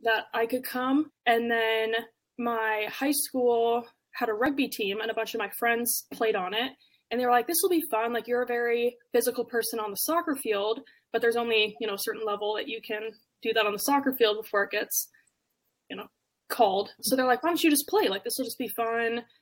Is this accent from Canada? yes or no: yes; Canada; now in United States; I'm originally from Canada